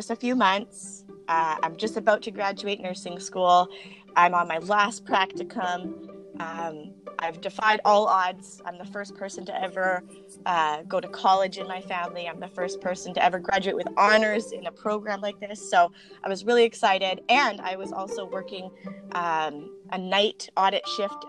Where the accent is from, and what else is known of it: Langley, British Columbia, Canada; born or raised there